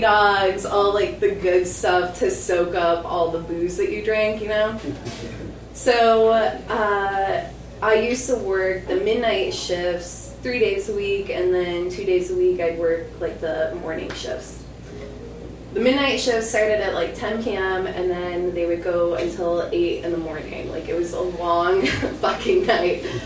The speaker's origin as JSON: {"language": "English", "region": "Michigan", "country": "United States", "also_born_or_lived": "Ypsilanti, Michigan", "moved": "yes", "said": "I'm from Michigan"}